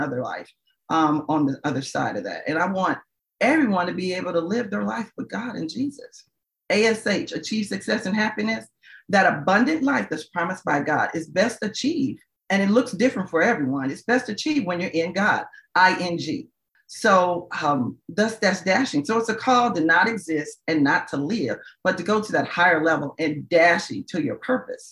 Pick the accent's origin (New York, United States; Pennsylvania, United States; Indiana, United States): Indiana, United States; Indianapolis; my hometown of Indianapolis